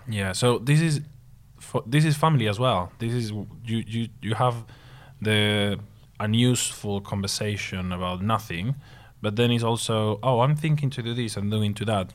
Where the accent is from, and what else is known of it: Spain; English is a second language; moved away as an adult